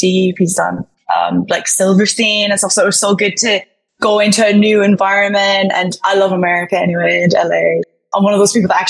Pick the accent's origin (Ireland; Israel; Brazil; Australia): Ireland; Killarney, Munster; We're from a very small town in Killarney.